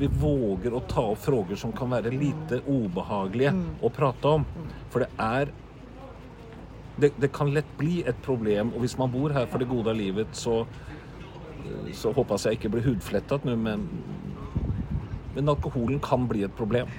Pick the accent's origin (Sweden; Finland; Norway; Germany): Norway; Swedish is a second language; moved away; also born or lived in Oslofjord area; som norrman